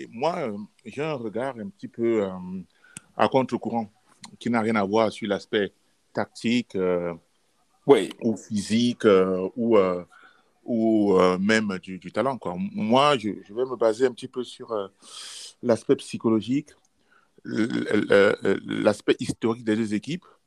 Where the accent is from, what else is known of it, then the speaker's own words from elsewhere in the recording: Cameroon; on est trois Camerounais